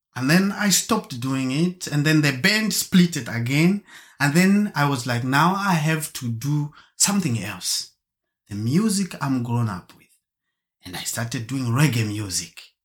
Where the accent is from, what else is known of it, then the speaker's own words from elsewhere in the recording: Germany; also born or lived in Zambia / Marburg; I was born in Zambia and grown up in Germany.